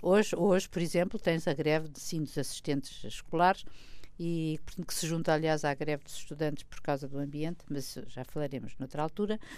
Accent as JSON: {"language": "Portuguese", "country": "Portugal", "said": "eu como portuguesa"}